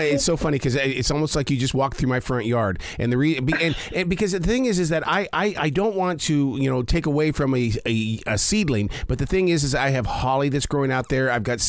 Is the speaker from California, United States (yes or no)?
no; Montana, United States; also born or lived in Wyoming; growing up in Montana and Wyoming